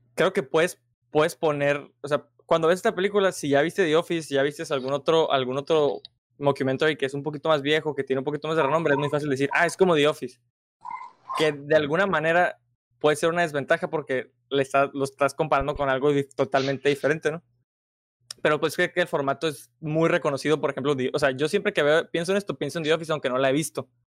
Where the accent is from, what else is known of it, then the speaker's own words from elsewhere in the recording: Mexico; como nosotros mexicanos